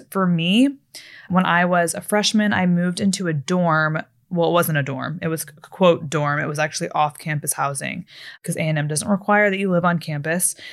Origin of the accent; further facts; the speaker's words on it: Fort Worth, Texas, United States; also born or lived in Florida; growing up in Florida and in Texas, especially later in Texas in Fort Worth.